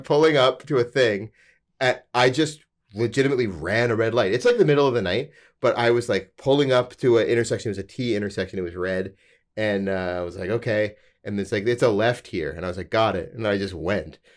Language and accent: English; Alberta, Canada; I'm from Alberta, where the legal drinking age is eighteen